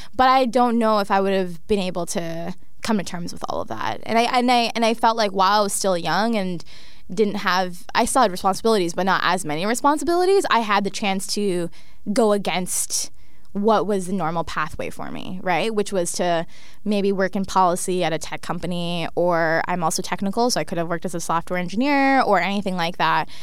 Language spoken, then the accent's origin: English; Toronto, Ontario, Canada; I was raised in Scarborough